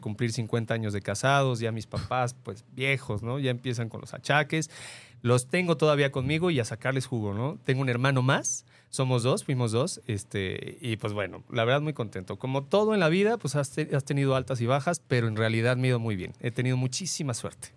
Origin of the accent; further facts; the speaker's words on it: Mexico City, Mexico; now in Guadalajara, Mexico; nosotros somos de la Ciudad de México y cuando llegué aquí a Guadalajara, llegamos aquí a vivir